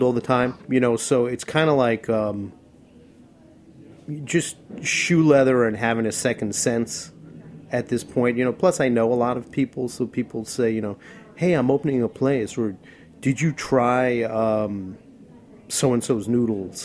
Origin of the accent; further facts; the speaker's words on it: Long Island, New York, United States; moved away as an adult; now in Queens, United States; I grew up on Long Island